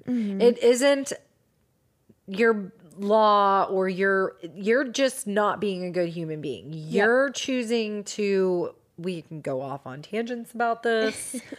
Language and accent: English; Seattle, Washington, United States; I am from Seattle. Mm-hmm. I was born there. I know this area that she was at.